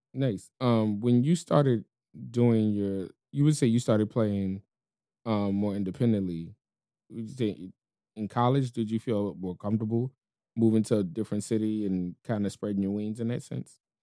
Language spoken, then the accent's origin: English; New Orleans, Louisiana, United States; moved away as an adult; also born or lived in Chicago; I was born and raised in New Orleans, but Chicago kinda made me a man